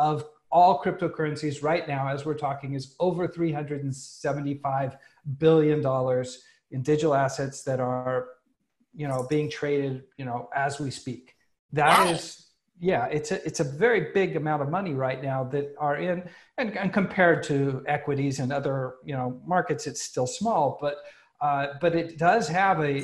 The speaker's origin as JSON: {"language": "English", "country": "United States", "moved": "yes", "said": "an American who lives abroad right now"}